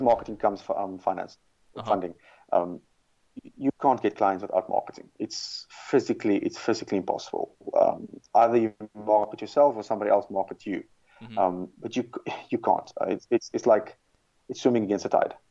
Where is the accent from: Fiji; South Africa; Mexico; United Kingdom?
South Africa; moved away; originally I'm from South Africa